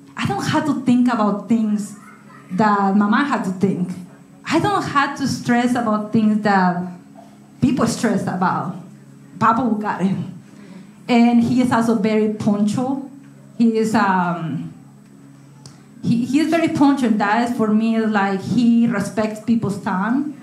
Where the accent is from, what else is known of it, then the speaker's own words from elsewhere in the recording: Mexico; moved away as an adult; when I went back to Mexico in, in, December. I was here from June to December